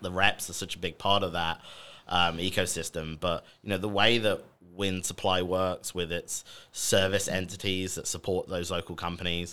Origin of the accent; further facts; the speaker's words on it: United Kingdom; accent: British; moved away as an adult; now in United States; I'm the British sounding person on this podcast today